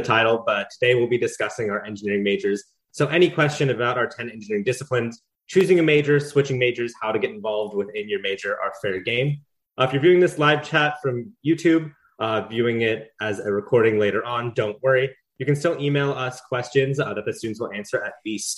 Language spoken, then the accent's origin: English; Alamo, California, United States; moved away as an adult; now in Los Angeles, United States; I'm from Alamo, California, up in the San Francisco Bay Area